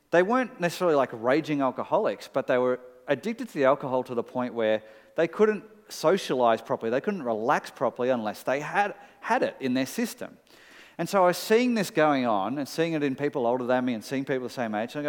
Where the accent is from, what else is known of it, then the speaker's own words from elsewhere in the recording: Melbourne, Victoria, Australia; for 14-year-old me, growing up in Melbourne